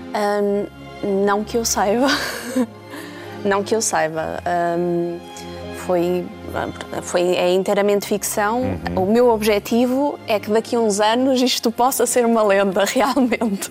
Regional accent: Bragança, Norte, Portugal; Eu sou de Bragança, não sou de, do Oeste

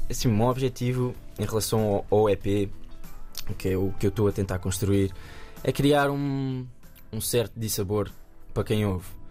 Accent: Nazaré, Centro, Portugal; lá na minha terra, na Nazaré

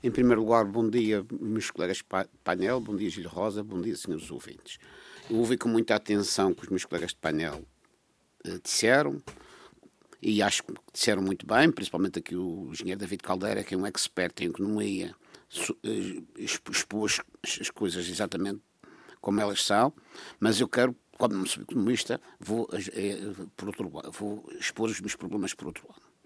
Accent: Madeira, Portugal; como madeirense

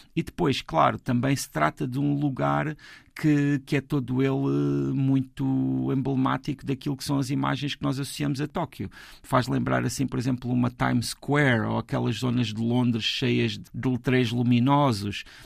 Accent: Portugal; sendo portugueses e tendo a cultura que temos

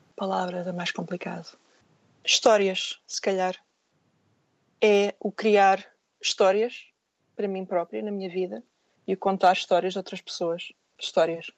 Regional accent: Portugal; moved away; ser alguém a viver fora do meu país

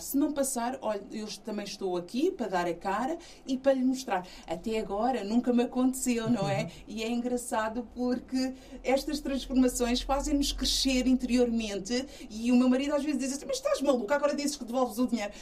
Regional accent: Portugal; born or raised there; also born or lived in São Tomé and Príncipe

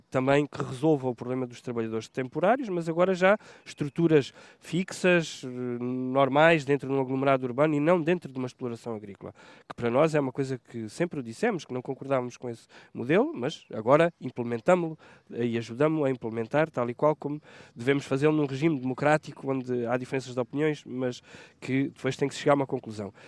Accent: Portugal; eu sou nascido e criado em Santo Eutónio

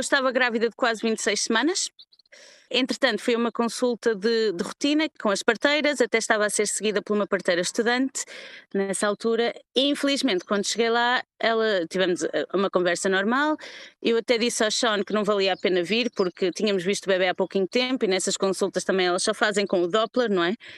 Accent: Porto, Norte, Portugal; moved away as an adult; now in London, United Kingdom; estou em Londres há 10 anos, sou originalmente do Porto.

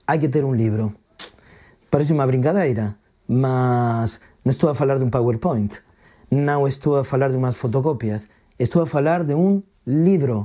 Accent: Argentina; now in Portugal; sou argentino, sou contador de histórias

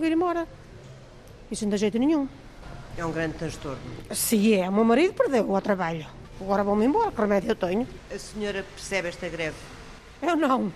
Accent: Felgueiras, Norte, Portugal; sou de Felgueiras

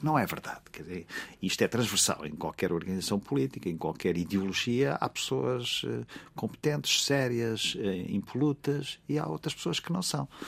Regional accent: Alentejo, Portugal; no Alentejo, na, na, minha terra

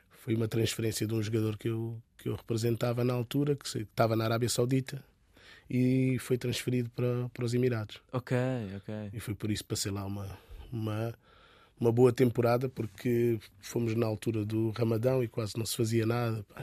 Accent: Angola; born there; Sim, eu nasci em Angola, mas meus pais são cabo-verdianos.

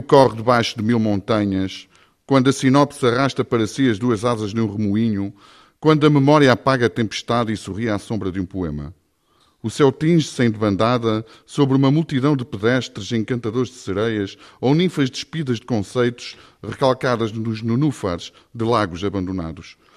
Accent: Ovar, Aveiro District, Portugal; Eu sou de Ovar e, e neto de pescadores e de peixeiras

